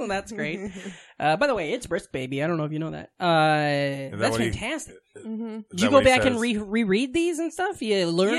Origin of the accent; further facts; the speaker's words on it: Vermont, United States; That's what growing up in Vermont's like, a lot of ass talk.